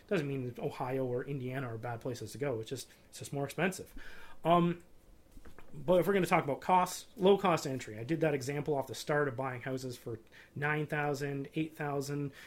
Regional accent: Canada; being a Canadian investor that's moved to being an American investor

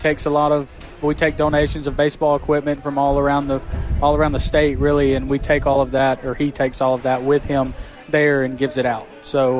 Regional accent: Pelham, Alabama, United States; moved away; Right outside of Birmingham, Pelham.

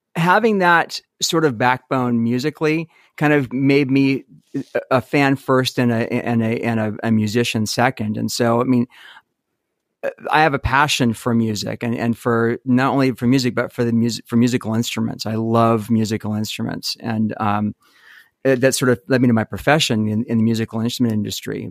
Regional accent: Salt Lake City, Utah, United States; also born or lived in California; I was born in California. We moved to Utah when I was five

